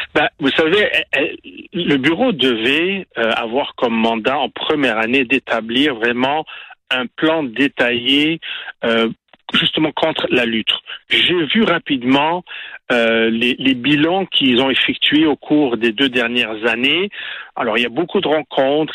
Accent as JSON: {"language": "French", "town": "Montreal", "region": "Quebec", "country": "Canada", "said": "en tant que Québécois, en tant que Montréalais"}